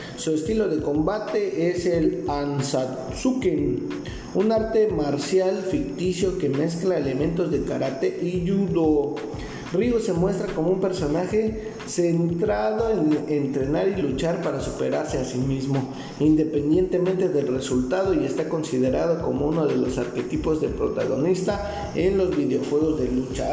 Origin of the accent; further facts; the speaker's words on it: Mexico; yo soy de México